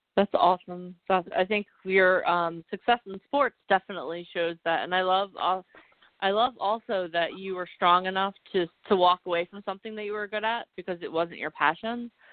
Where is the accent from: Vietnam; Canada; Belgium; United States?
United States; New Jersey; I was in elementary school, and I grew up in New Jersey, which is the Garden State